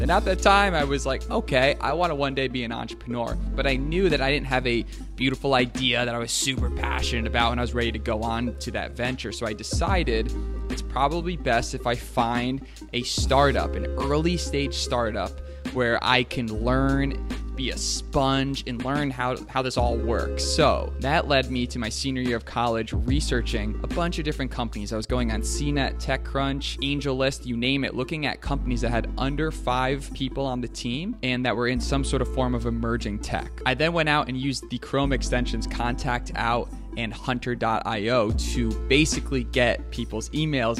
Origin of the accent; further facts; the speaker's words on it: New York, United States; also born or lived in California; now in Miami, United States; I grew up in the Northeast. I grew up in New York.